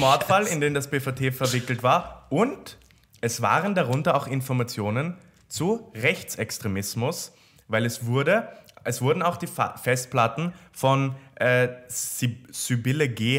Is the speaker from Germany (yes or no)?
no; Austria; bei uns in Österreich